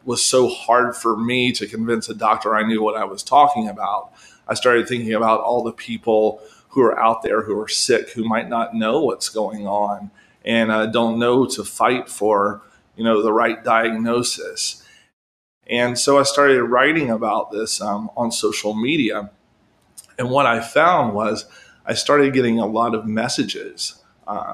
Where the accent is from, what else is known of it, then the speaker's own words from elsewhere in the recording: South Carolina, United States; my home state of South Carolina